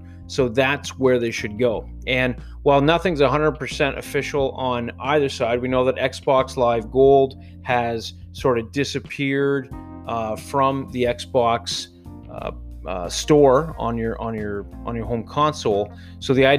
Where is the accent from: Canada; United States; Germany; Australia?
Canada; because I'm Canadian